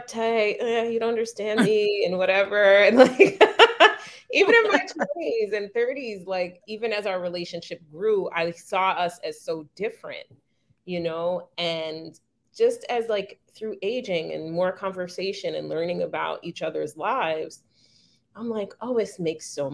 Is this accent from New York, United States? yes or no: yes; New York, United States; also born or lived in Delaware; I'm just a New Yorker